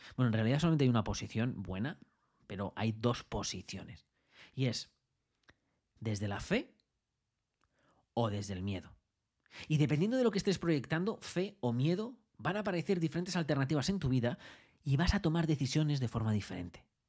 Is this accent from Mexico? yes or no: no; Madrid, Community of Madrid, Spain; moved away as an adult; now in Australia; yo nací en Madrid